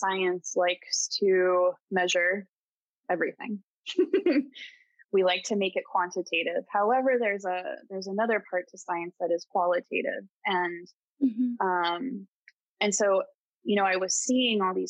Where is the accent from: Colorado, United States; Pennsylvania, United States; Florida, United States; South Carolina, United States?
Colorado, United States; also born or lived in California; now in East Coast, United States; I grew up in Colorado. I lived in California for a bit. I moved to the East Coast